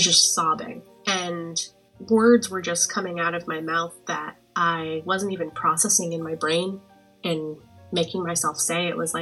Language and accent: English; Boston, Massachusetts, United States; moved away as an adult; now in Connecticut, United States; I am from Boston, Massachusetts, but have been living in Connecticut for the past several years.